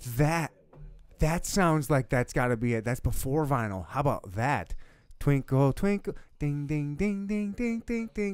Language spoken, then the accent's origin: English; Michigan, United States; also born or lived in South Dakota / Louisiana / Leavenworth, Kansas; now in Kansas City, United States; I was born and raised in Michigan